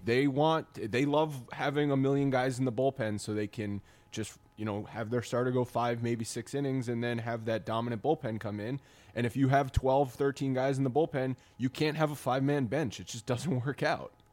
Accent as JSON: {"language": "English", "region": "Rhode Island", "country": "United States", "tie": "born or raised there", "said": "I grew up in Rhode Island, so I was always sort of a Yankees fan through my family"}